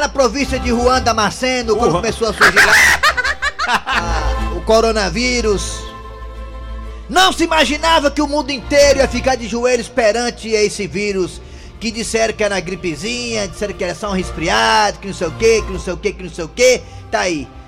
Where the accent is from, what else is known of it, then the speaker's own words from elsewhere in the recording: Ceará, Brazil; aqui no Ceará, falando do estado do Ceará, já que eu sou cearense, cabeça chata